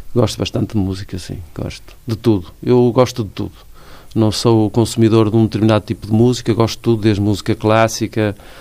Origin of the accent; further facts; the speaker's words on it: Guimarães, Braga, Portugal; moved away as an adult; now in Braga, Portugal; Nasci em Guimarães, nasci no centro histórico, eh, cresci, eh, trabalhei, mas depois, por eh, questões que têm a ver com a minha vida pessoal e familiar, fui viver para Braga